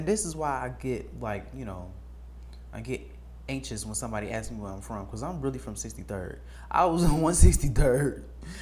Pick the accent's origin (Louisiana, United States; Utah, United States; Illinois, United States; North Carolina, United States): Illinois, United States; Chicago; moved away; I'm from 63rd, I'm from 79th, I'm from the west side. Like, we really just was in the slums at every point.